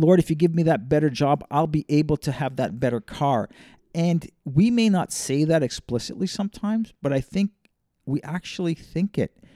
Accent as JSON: {"language": "English", "town": "Toronto", "region": "Ontario", "country": "Canada", "tie": "born or raised there", "moved": "yes", "said": "grew up in a big city, though, so growing up in Toronto is a very much a urban, uh, cosmopolitan, global type city"}